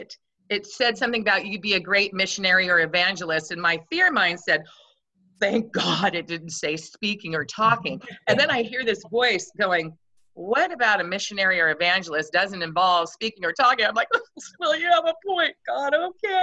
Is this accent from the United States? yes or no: yes; Grays Harbor, Washington, United States; moved away as an adult; now in California, United States; I was born and raised in Washington State.